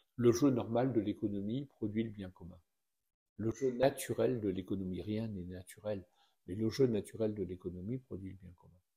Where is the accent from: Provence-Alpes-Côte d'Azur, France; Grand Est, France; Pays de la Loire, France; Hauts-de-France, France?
Hauts-de-France, France; the Nord; moved away as an adult; also born or lived in Tunisia; now in Orléans, France; je suis issu du Nord et je sais ce que c'est que la condition ouvrière